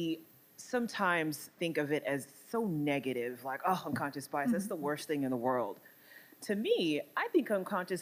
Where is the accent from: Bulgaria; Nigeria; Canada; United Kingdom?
Nigeria; now in United States; I'm Nigerian, right? Nigerian American.